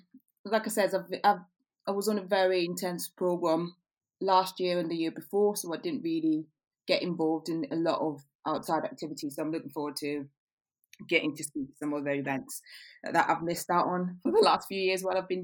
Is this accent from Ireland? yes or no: no; Zambia; also born or lived in Qatar; now in Liverpool, United Kingdom; I'm based in Liverpool. I have, I'm from Zambia originally. Spent the last 7 years working in the Middle East, Qatar. Moved back.